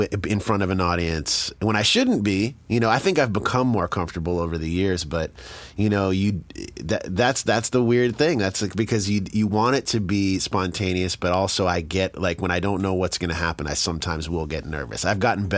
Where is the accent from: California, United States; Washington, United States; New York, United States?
New York, United States; suburbs of; in suburbs of New York